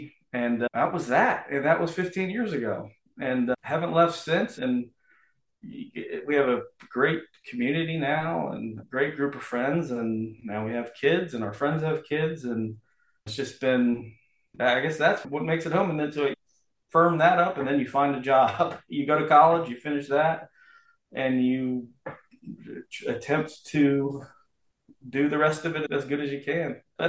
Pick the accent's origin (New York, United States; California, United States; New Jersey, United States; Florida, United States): Florida, United States; Miami; And so growing up in Miami, it was all … and … was a big, …, all that stuff.